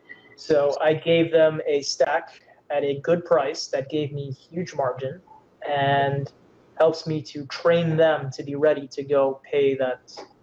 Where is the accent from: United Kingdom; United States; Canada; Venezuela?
Canada; Yes, I am Canadian, eh? Yes, I am.